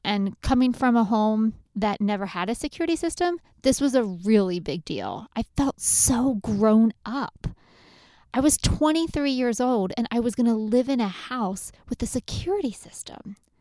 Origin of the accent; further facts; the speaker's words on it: Lancaster County, Pennsylvania, United States; I grew up in Lancaster County, where if you throw some meat, potatoes, and corn on the table, you have an amazing meal.